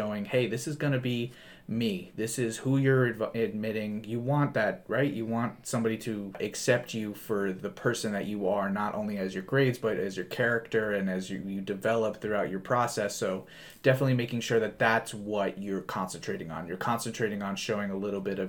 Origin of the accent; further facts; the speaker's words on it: New Jersey, United States; I'm from New Jersey.